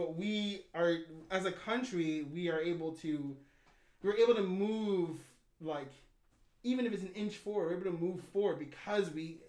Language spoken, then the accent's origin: English; United States; I'm an American.